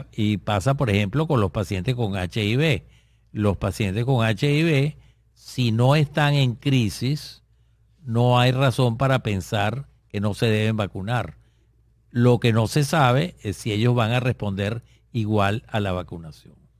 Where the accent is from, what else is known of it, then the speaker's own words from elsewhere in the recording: Venezuela; en nuestro país, que es Venezuela, eh, donde yo vivo todavía